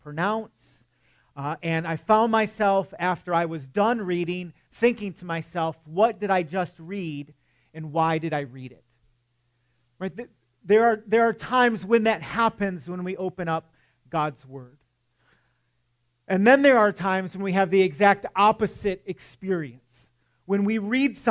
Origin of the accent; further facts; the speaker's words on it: Michigan, United States; moved away; I'm from Michigan, and yes, I still get cold